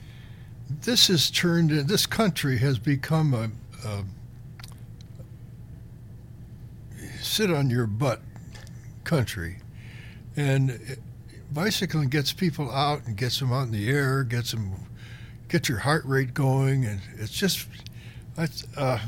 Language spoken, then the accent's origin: English; Cleveland, Ohio, United States; moved away; I grew up in Cleveland